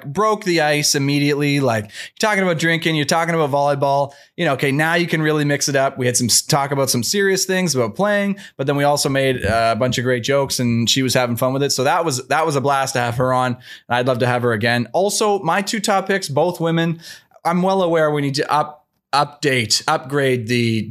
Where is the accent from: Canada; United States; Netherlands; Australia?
Canada; as a Canadian